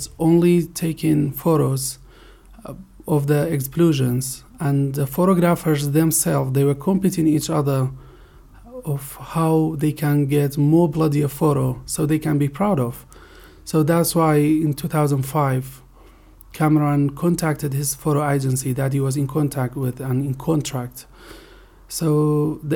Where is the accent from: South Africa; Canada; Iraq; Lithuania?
Iraq; Kirkuk, Kirkuk Governorate; now in Sulaymaniyah, Iraq; We are from Kirkuk. We are living in Sulaymaniyah